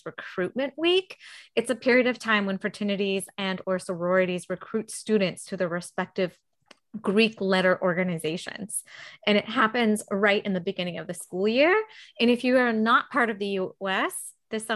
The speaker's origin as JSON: {"language": "English", "country": "Mexico", "tie": "born or raised there", "moved": "yes", "said": "I grew up in Mexico. My mom's American, my dad is Mexican"}